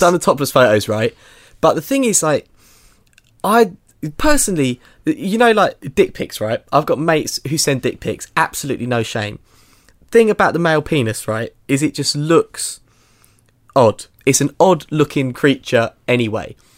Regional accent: England, United Kingdom; I'm sort of quite English

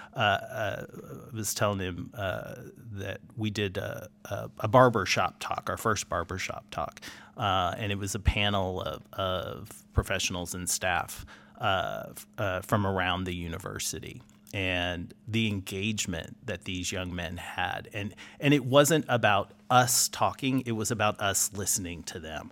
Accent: Houston, Texas, United States; I'm from Houston

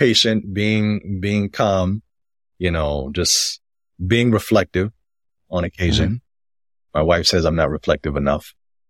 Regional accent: United States; but I was born and raised in the United States. Even though my family is from the Dominican Republic and I am Black and identify as Black and I've grown up that way in the United States

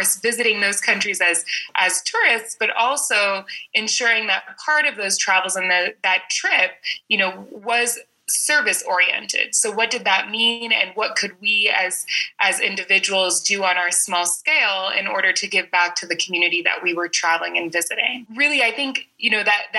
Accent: San Francisco, California, United States; moved away as an adult; now in Madagascar; I'm originally from San Francisco, California. Mother is from the south of France, and my father is American from Pittsburgh. I grew up in California pretty much my entire life

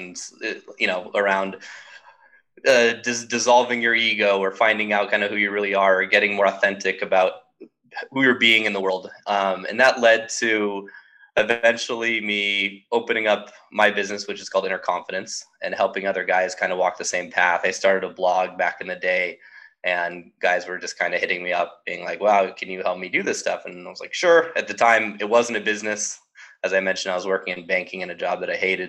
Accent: Southern California, United States; growing up in Southern California

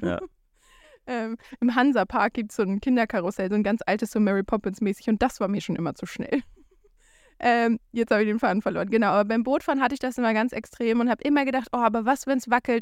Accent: Germany; moved away; als Deutscher

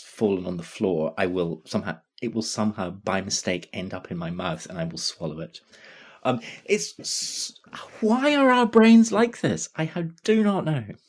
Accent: Glasgow, Scotland, United Kingdom; I'm growing up in Glasgow

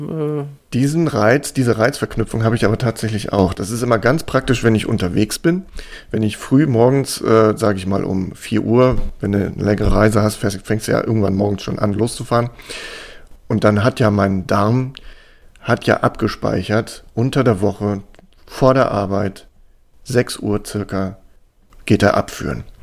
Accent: Hamburg, Germany; moved away; Ich war zum Beispiel jetzt am Wochenende fast wieder in meiner alten Heimat. Ach, wie schön. Ich war, Echt? Ja. Oh. Ich war übers Wochenende in Hamburg.

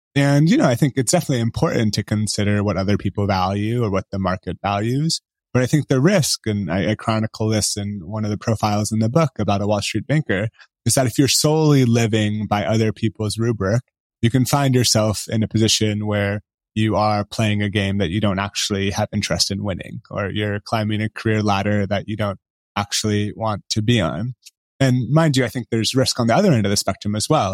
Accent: Bay Area, California, United States; I grew up in the Bay Area

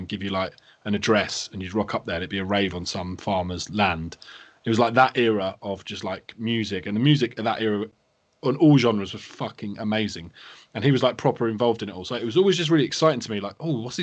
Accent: England, United Kingdom; I grew up sort of outside of London.

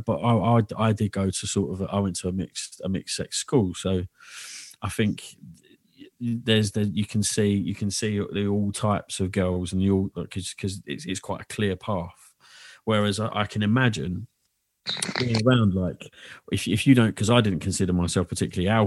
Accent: London, United Kingdom; also born or lived in Dagenham; I was heavily brought up around that within Bethnal Green

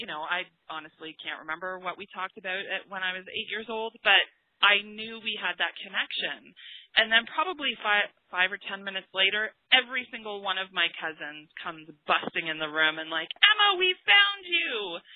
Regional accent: England, United Kingdom; I am from England. My whole entire family is over in England.

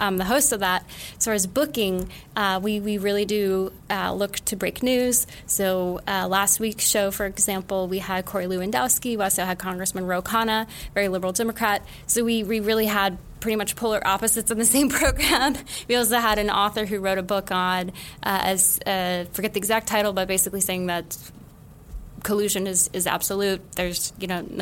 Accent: Utah, United States; now in New York City, United States; being from Utah, but living in other parts of the state as a Mormon

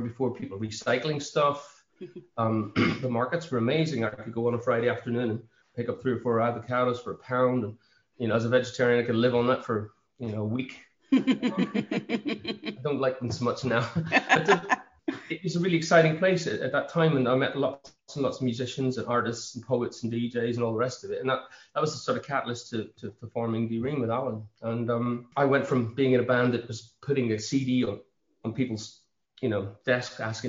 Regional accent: Derry, Northern Ireland, United Kingdom; moved away as an adult; also born or lived in Belfast / London / Buncrana; I grew up in the Bogside in Dove Gardens, and we moved out of there just as the Troubles kicked off

